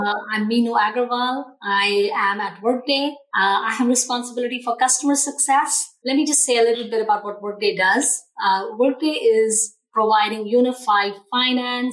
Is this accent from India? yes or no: yes; India; also born or lived in Australia / Chicago, United States; now in Seattle, United States; born in India, lived in Australia for over 10 years before moving to the United States.